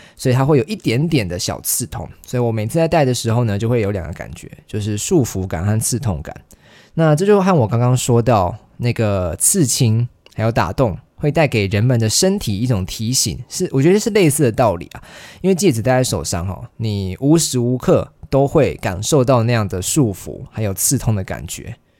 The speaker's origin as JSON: {"language": "Chinese", "town": "Kaohsiung", "country": "Taiwan", "tie": "born or raised there", "moved": "as an adult", "lives_now": "Taipei, Taiwan", "said": "我是在高雄长大嘛，然后我上了台北之后"}